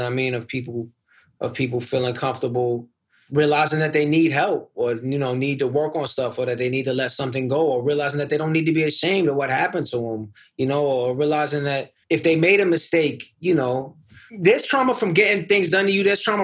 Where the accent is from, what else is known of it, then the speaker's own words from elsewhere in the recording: New York City, New York, United States; I come up from Queens. I didn't grow up in the ghetto.